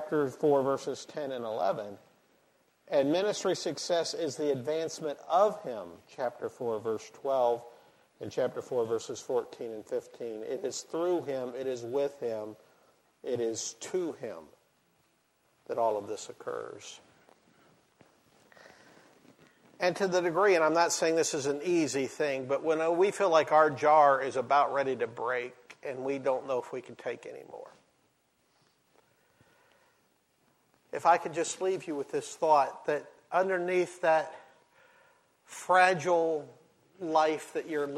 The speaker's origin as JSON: {"language": "English", "region": "Ohio", "country": "United States", "tie": "born or raised there", "said": "I grew up in Ohio"}